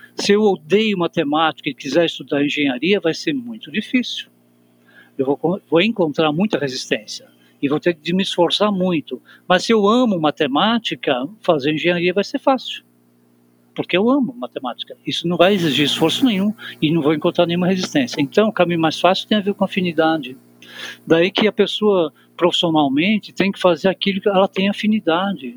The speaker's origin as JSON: {"language": "Portuguese", "country": "Brazil", "tie": "born or raised there", "said": "nós que nascemos no Brasil"}